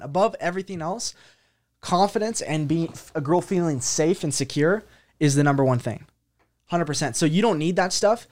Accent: North Idaho, United States; I grew up in North Idaho

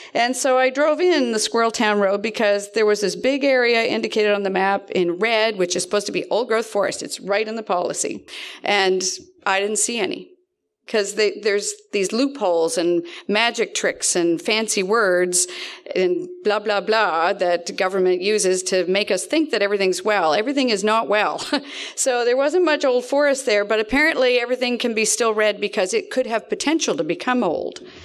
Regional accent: East Dalhousie, Nova Scotia, Canada; I'm from East Dalhousie

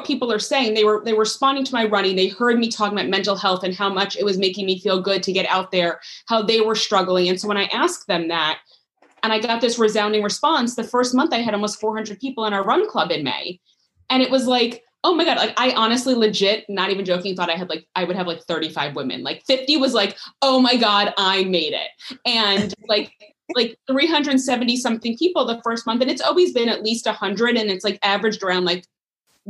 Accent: New York, United States; moved away; also born or lived in Florida; I was born in New York

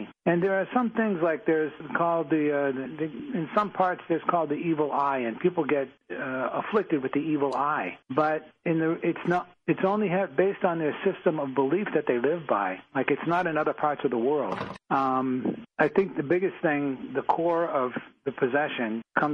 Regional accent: Boston, Massachusetts, United States; We're both from Massachusetts, and I grew up in Dorchester, and I was a Dorchester tough guy

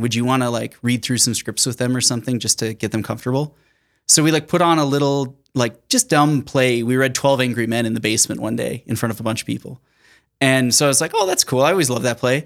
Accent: Sioux Falls, South Dakota, United States; I was born and raised in Sioux Falls, South Dakota

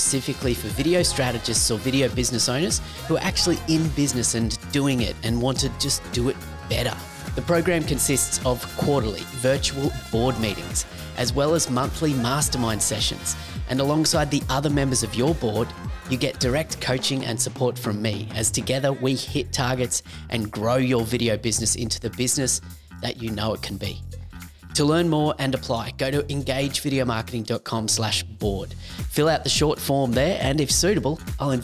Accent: Australia; accent: Aussie; That's my Aussie accent

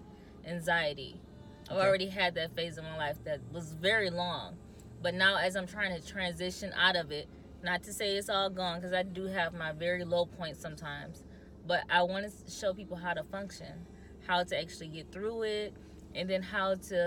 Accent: Michigan, United States; also born or lived in New Haven, Michigan; I was born in the city

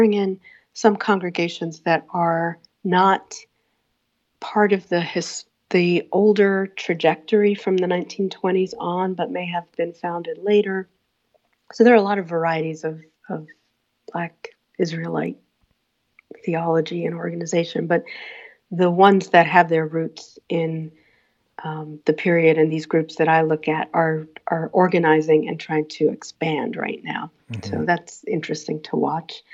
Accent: New York City, New York, United States; the neighborhood I grew up in Queens, in Laurelton

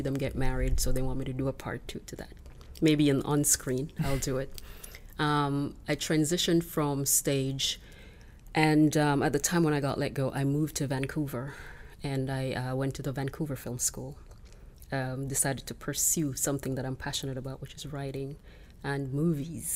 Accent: Jamaica; now in Canada; I was born and raised in Jamaica, and now I'm living in Canada

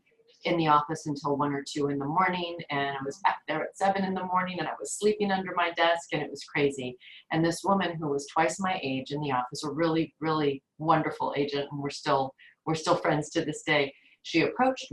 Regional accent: Los Angeles, California, United States; I grew up here in the San Fernando Valley, which is in the northern part of Los Angeles

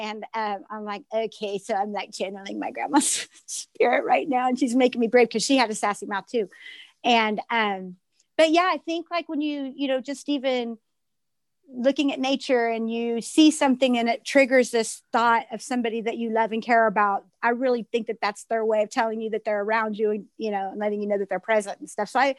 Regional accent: Iola, Kansas, United States; I'm from Iola, Southeast Kansas. I live in Iola, Kansas.

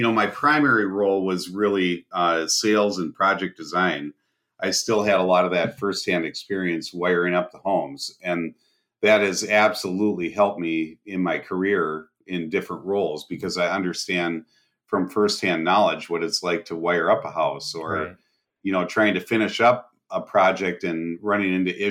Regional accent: Bahamas; now in United States; I grew up in the Bahamas

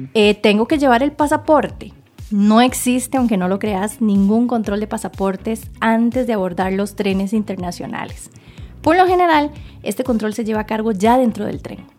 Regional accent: Costa Rica; como buena tica

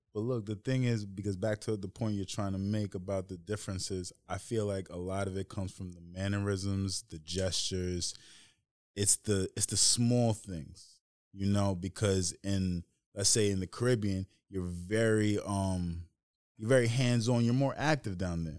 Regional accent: Tuckahoe, New York, United States; ended up growing up in Tuckahoe

